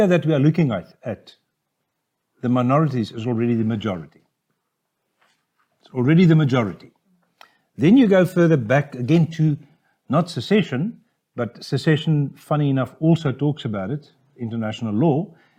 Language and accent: English; Cape Town, Western Cape, South Africa; we're all from Cape Town